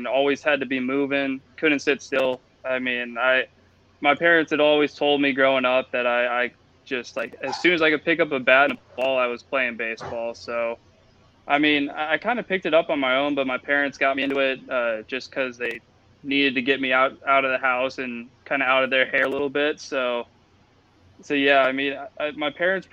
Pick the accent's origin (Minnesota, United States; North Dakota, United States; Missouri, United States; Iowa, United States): Iowa, United States; Wilton; I grew up in Wilton, Iowa.